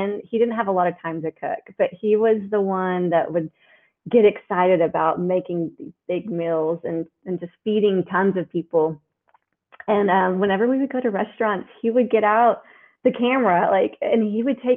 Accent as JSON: {"language": "English", "region": "Oklahoma", "country": "United States", "said": "I'm from Oklahoma. And so that my grandmother in Oklahoma I would see weekly"}